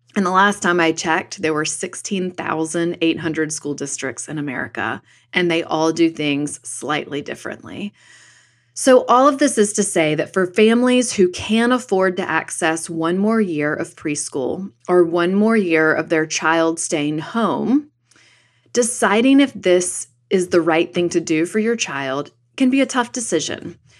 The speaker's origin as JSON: {"language": "English", "region": "North Carolina", "country": "United States", "tie": "born or raised there", "said": "In my home state of North Carolina"}